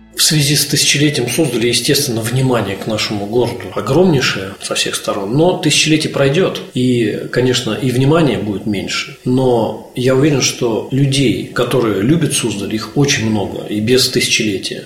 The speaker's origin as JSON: {"language": "Russian", "town": "Vladimir", "region": "Vladimir Oblast", "country": "Russia", "said": "я вообще сам из Владимира"}